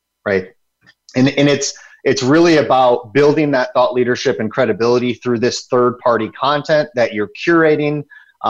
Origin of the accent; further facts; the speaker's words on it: Michigan, United States; also born or lived in the South; now in Southern United States; I'm from Michigan. I live in the South now. I'm a Michigan turned Southerner